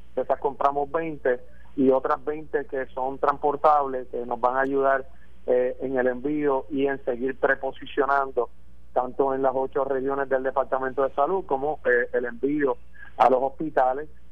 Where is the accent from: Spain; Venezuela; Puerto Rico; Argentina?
Puerto Rico; mi pueblo, de Puerto Rico